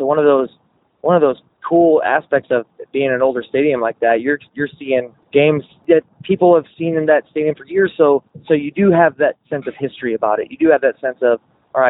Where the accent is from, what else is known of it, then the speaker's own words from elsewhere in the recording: St. Louis, Missouri, United States; I'm from St. Louis